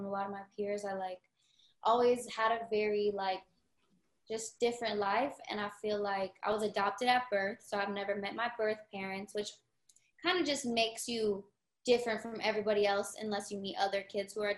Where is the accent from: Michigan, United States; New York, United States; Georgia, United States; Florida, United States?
Florida, United States; growing up in Florida